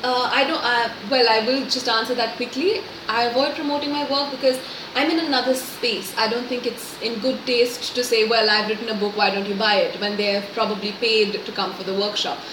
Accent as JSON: {"language": "English", "town": "Pune", "region": "Maharashtra", "country": "India", "tie": "born or raised there", "also_born_or_lived": "Bangalore", "said": "I was born in Bangalore, but since I, I think since '92, we've been here in Pune, and my grandparents have were here in Pune, and so I'm in that sense I'm a Pune girl"}